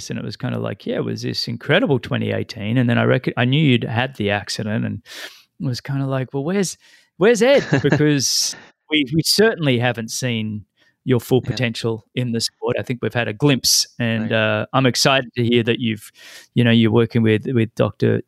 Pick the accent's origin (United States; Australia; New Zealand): Australia; as an Australian